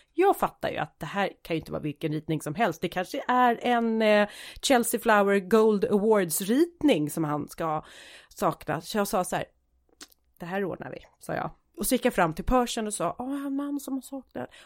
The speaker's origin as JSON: {"language": "Swedish", "country": "Sweden", "said": "jag är svensk"}